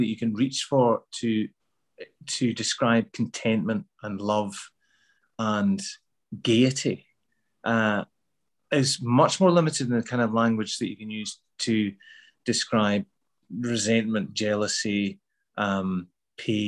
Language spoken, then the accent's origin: English; Glasgow, Scotland, United Kingdom; accent: Glasgow; also born or lived in Midlands, England; I moved back to Glasgow in the mid-70s, I didn't feel like I fitted in at all. You know, I had to change my accent back because I had a Midlands accent when I was a kid. So I had to sort of change that back to a Glasgow accent